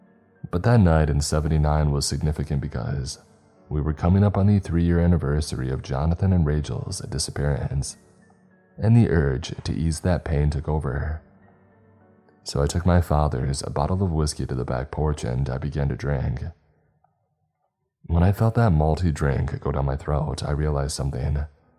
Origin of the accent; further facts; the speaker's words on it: Wisconsin, United States; And when they realized that I was telling the truth and that I was from Wisconsin, they did raise their eyebrows.